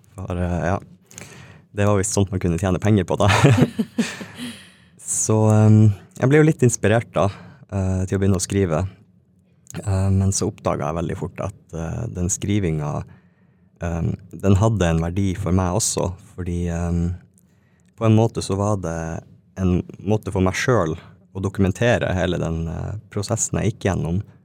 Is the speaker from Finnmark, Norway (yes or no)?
yes; Alta, Finnmark, Norway; moved away; also born or lived in Tana; jeg er fra Tana, oppvokst i Alta